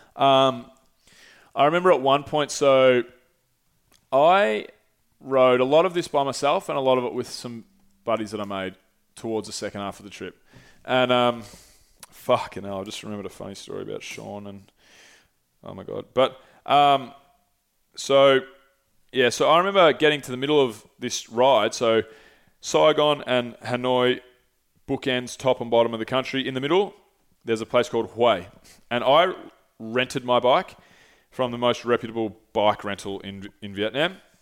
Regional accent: Australia; I'm Australian

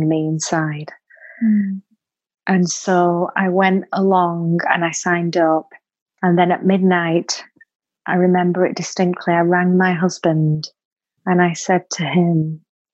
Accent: Bolton, North West England, United Kingdom; I'm from Bolton, same place that you're from, Katie.

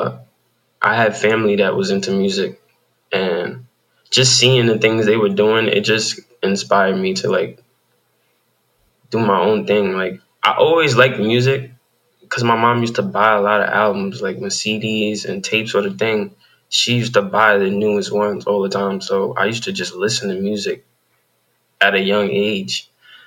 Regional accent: New York City, New York, United States; moved away as an adult; now in Georgia, United States; I'm actually from Queens, New York.

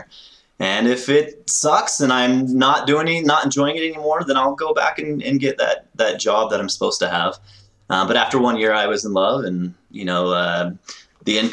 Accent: Florida, United States; moved away as an adult; also born or lived in Northern Colorado; now in Colorado, United States; based out of Northern Colorado at the moment, born and raised in Florida.

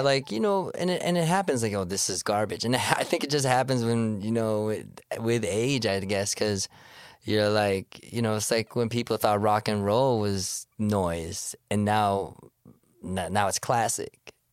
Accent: Toronto, Ontario, Canada; I'm from Scarborough. I was born in Sc, you know, that's where I grew up

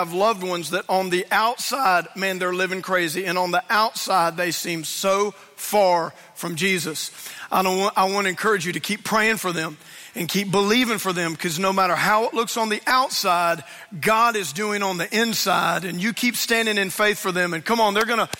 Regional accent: Louisiana, United States; I grew up in Louisiana, and I went to Louisiana State University

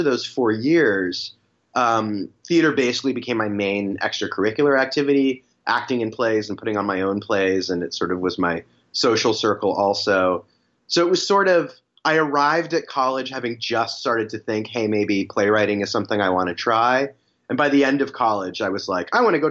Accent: Berkeley, California, United States; I grew up in the Bay Area in Berkeley

